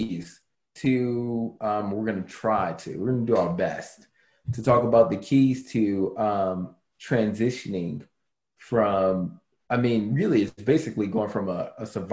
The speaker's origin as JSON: {"language": "English", "town": "Baltimore", "region": "Maryland", "country": "United States", "tie": "born or raised there", "said": "I grew up in Baltimore City."}